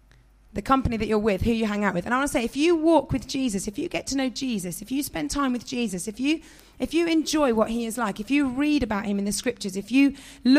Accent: London, United Kingdom; also born or lived in northern England; I grew up in South London, West London, but my mum and dad were quite well-spoken, so I didn't have a particularly strong London accent. And then I moved to the countryside in the north

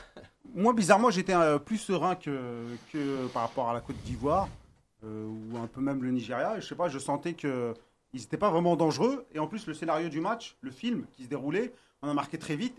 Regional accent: Algeria; on est algérien

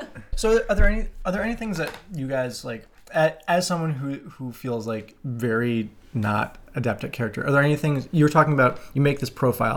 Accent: Madison, Wisconsin, United States; I grew up in Madison, Wisconsin

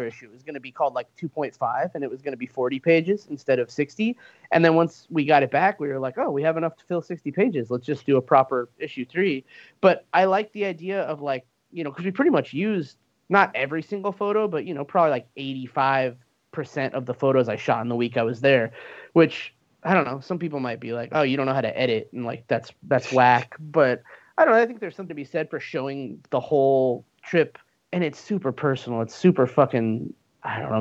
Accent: Arizona, United States; also born or lived in Southern California; growing up in Arizona and spending a lot of time in Southern California

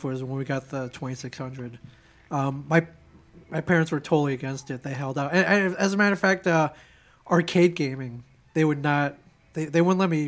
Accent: South Bend, Indiana, United States; moved away; where I grew up in South Bend, Indiana

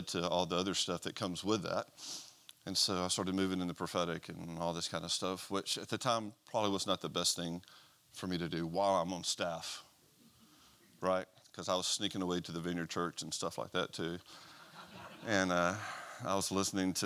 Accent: Mobile, Alabama, United States; now in Gadsden, United States; I'm originally from Mobile, Alabama.

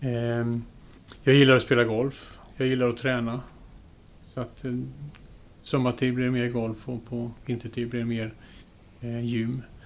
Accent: Jönköping, Jönköping County, Sweden; moved away as an adult; now in Gränna, Sweden; vi är uppvuxna i Jönköping

